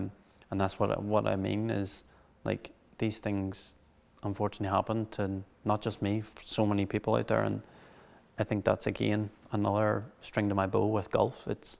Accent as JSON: {"language": "English", "town": "Cushendall", "region": "Northern Ireland", "country": "United Kingdom", "tie": "born or raised there", "said": "For me, obviously, the first 4 or 5 years of my life, I was brought up in Cushendall."}